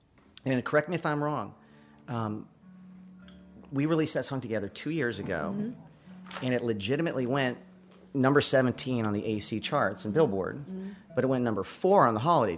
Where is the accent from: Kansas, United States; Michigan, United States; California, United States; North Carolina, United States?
California, United States; Los Angeles; now in Nashville, United States; I was born and raised in Southern California in Hollywood